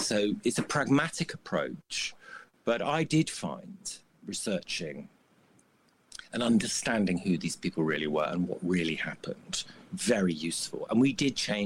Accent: United Kingdom; as a Brit

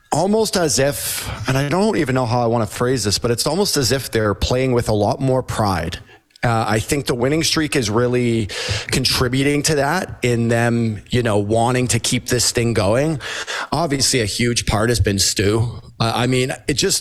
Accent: Toronto, Ontario, Canada; I grew up here in Toronto

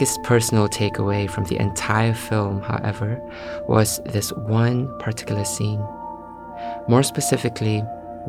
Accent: Malaysia; now in London, United Kingdom; growing up in Malaysia

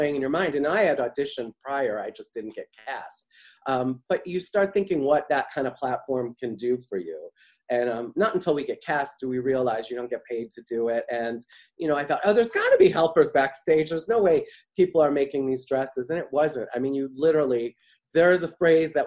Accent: Midwest, United States; moved away as an adult; also born or lived in New York City; now in Ohio, United States; growing up in the Midwest

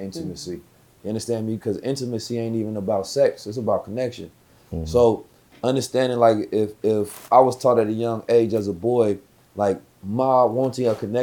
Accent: Oakland, California, United States; I'm from Oakland

